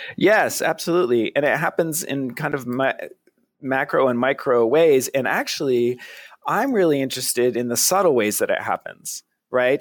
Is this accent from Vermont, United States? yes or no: yes; Vermont, United States; I'm from Vermont, so I'm kind of a Northeast guy.